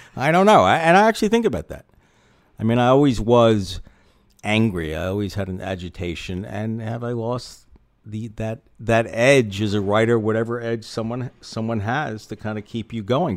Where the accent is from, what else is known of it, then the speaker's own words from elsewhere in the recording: New York City, New York, United States; also born or lived in Philadelphia; now in Long Beach, Washington, United States; I grew up in Manhattan on the Upper West Side